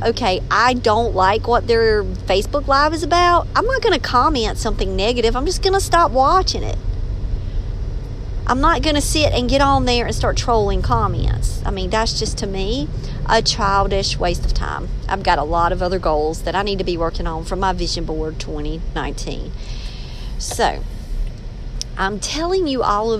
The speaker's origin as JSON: {"language": "English", "area": "Robeson County", "region": "North Carolina", "country": "United States", "accent": "country", "said": "I'm from Robeson County, and the more passionate I get about a subject, the more slang I can become"}